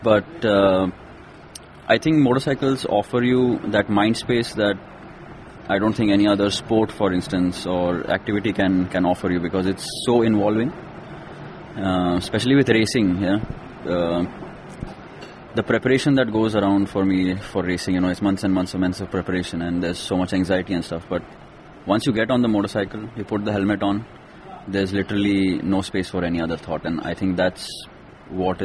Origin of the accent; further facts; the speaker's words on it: Kolhapur, Maharashtra, India; I grew up in Kolhapur.